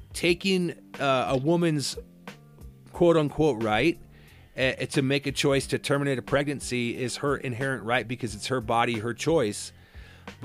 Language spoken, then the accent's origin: English; Cedar Rapids, Iowa, United States; my hometown, Cedar Rapids